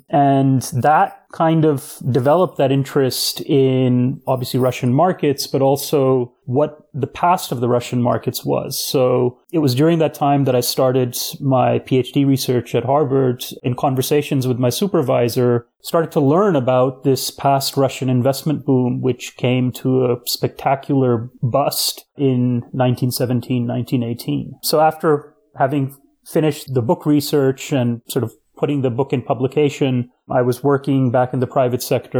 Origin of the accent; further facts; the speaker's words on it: Pakistan; born there; first language Urdu; English is a second language; also born or lived in Latin America; I was born in Pakistan, so grew up speaking Urdu and Hindi and spent much of my childhood in Latin America, so spoke Spanish.